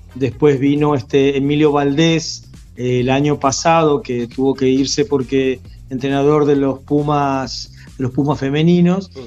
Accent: Santiago del Estero, Argentina; also born or lived in Córdoba

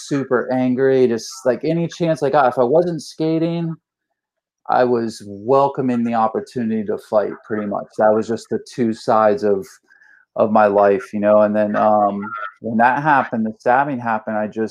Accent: St. Petersburg, Florida, United States; also born or lived in Jacksonville; I grew up in St. Pete and started skateboarding in 1988.

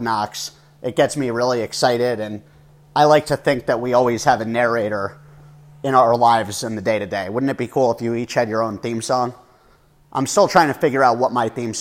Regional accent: New Jersey, United States; now in Denver, United States; I grew up on the East Coast in New Jersey

